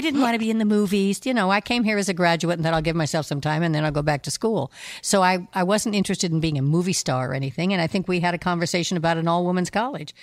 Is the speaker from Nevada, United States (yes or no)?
yes; Nevada, United States; moved away; I come from Nevada